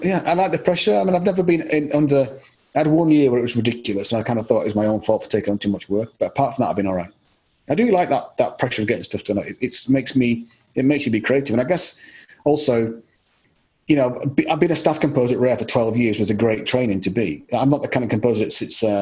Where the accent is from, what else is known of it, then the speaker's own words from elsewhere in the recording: Yorkshire and the Humber, United Kingdom; also born or lived in Scotland; I lived a lot of my life in Yorkshire